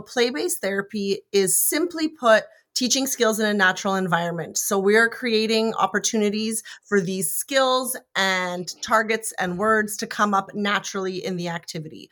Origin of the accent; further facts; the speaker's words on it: Canada; I'm Canadian